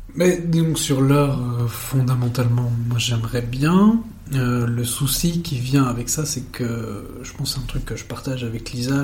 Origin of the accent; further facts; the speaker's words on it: Uccle, Brussels-Capital Region, Belgium; moi je suis né le 16 juillet 1992 à Uccle, à Bruxelles